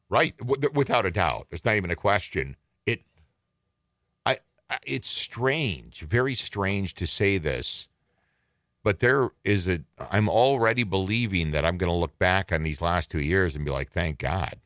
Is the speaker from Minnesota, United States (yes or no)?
yes; northern Minnesota, United States; moved away; I was born in Minneapolis, but I was raised in northern Minnesota